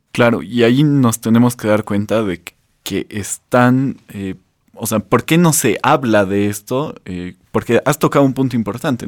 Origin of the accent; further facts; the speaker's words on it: Bolivia; los bolivianos venimos sufriendo una vulneración del Estado de Derecho